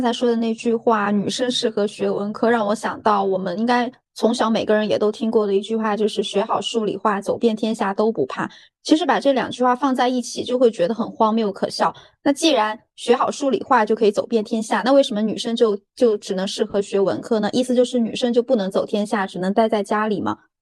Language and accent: Chinese; Sichuan, China; 像我是四川人嘛